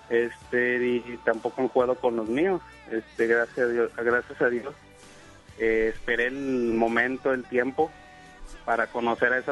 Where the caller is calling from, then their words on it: Apodaca, Nuevo León, Mexico; De, de Apodaca, Nuevo León.